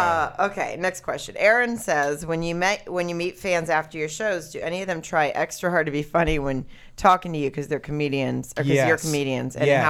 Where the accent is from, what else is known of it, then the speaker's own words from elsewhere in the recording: Germany; born there; I can't do a German. I was born in Germany.